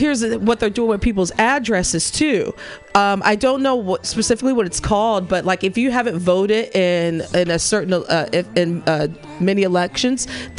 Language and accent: English; Missouri, United States; my home state, Missouri